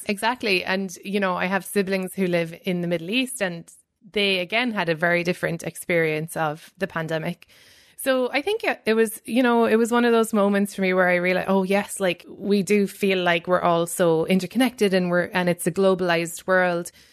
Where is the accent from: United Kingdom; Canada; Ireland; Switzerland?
Ireland; moved away; coming from, you know, a formerly colonized country